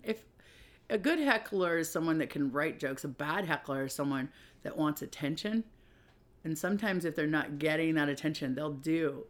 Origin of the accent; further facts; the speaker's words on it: Puyallup, Washington, United States; I'm from Puyallup, Washington, which is a small town